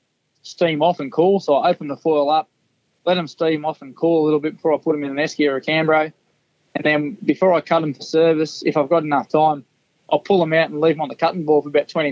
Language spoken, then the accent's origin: English; Hunter Valley, New South Wales, Australia; also born or lived in Newcastle, New South Wales / Mudgee, New South Wales; I grew up in the Hunter Valley